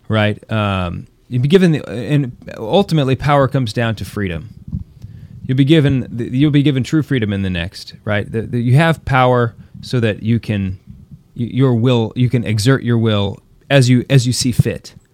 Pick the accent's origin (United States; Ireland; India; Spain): United States; we're not Americans anymore